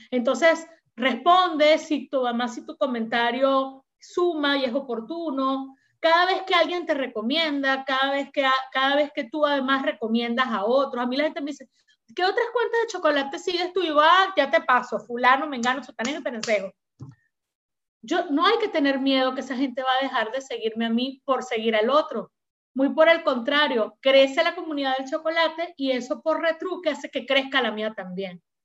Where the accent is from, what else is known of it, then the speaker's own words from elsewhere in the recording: Venezuela; also born or lived in Peru; now in Miraflores, Peru; Venezuela, aunque es mi país de origen